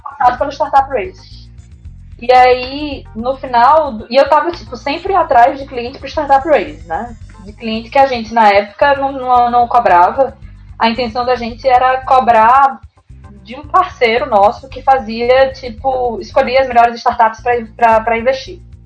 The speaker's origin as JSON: {"language": "Portuguese", "town": "Recife", "region": "Pernambuco", "country": "Brazil", "moved": "as an adult", "lives_now": "São Paulo, Brazil", "said": "eu estou em São Paulo, mas eu sou de Recife."}